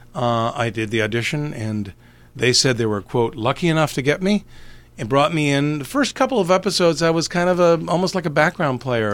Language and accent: English; Canada; born and raised in Canada